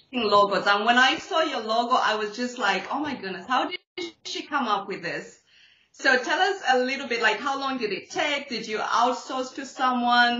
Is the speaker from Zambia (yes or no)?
yes; Zambia; I'm actually from Zambia